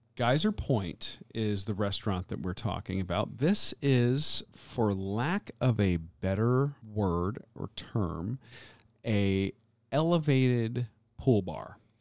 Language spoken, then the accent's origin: English; Florida, United States; I grew up in Florida my entire life